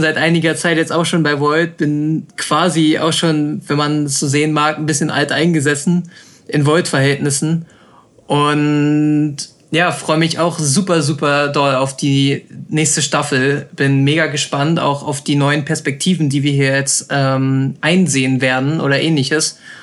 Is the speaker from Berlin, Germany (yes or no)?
yes; Berlin, Germany; ich bin 19 Jahre alt, ich komme aus Berlin